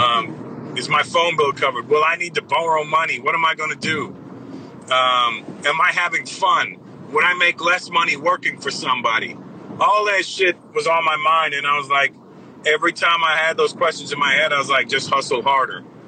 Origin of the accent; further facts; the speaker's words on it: Brampton, Ontario, Canada; growing up uh, in in Canada in Toronto, Brampton, my hometown specifically